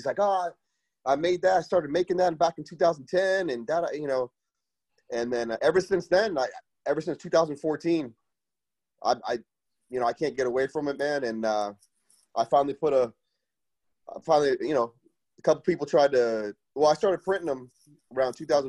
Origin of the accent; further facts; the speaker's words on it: Cutler Ridge, Florida, United States; now in West Palm Beach, United States; born and raised in Miami-Dade County. I was born and raised down there in Cutler Ridge and moved up to West Palm in 2003.